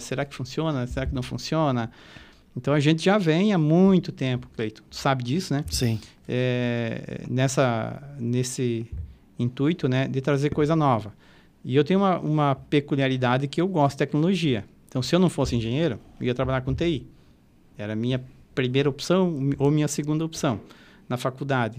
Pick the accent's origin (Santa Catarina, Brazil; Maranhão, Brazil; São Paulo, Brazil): Santa Catarina, Brazil; Catanduvas; moved away as an adult; also born or lived in Blumenau / Florianópolis; Eu sou natural do Oeste